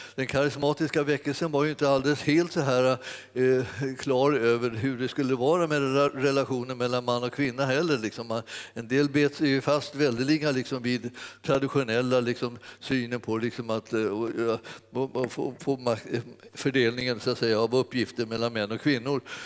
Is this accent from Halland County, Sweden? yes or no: no; Stockholm, Stockholm County, Sweden; när jag växte upp eh, i Stockholm